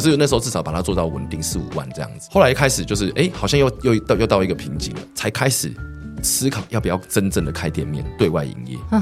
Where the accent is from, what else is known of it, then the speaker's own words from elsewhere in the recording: Xindian, New Taipei, Taiwan; 因为我从小都在新店长大，是。在新店长大